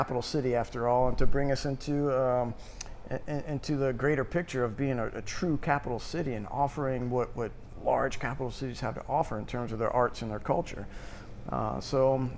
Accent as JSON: {"language": "English", "town": "Florence", "region": "South Carolina", "country": "United States", "tie": "born or raised there", "also_born_or_lived": "New Orleans / New York / Europe", "moved": "as an adult", "lives_now": "Columbia, United States", "said": "I came back to South Carolina as my home state. I grew up in Florence. So I'm a South Carolina boy through and through."}